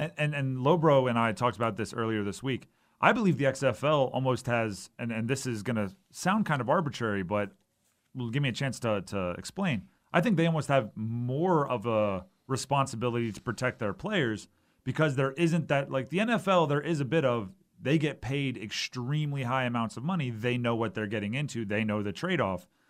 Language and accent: English; Hawaii, United States; moved away; I grew up in Hawaii